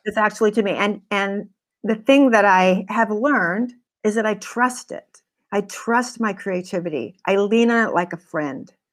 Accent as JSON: {"language": "English", "region": "California", "country": "United States", "said": "I wasn't fr, from New York, and I came from California"}